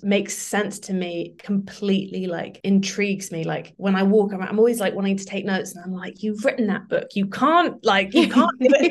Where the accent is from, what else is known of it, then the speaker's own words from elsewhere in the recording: London, United Kingdom; now in Margate, United Kingdom; I didn't grow up here. I grew up in London, but we used to come here for holidays